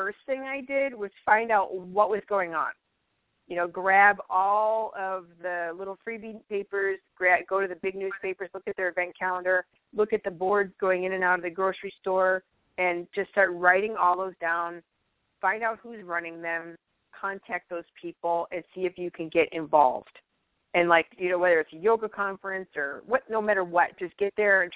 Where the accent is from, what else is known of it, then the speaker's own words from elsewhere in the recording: Chicago, Illinois, United States; moved away as an adult; also born or lived in Fargo, North Dakota; I moved from Chicagoland, which I'd been there for my whole life, you know, and moved there to Fargo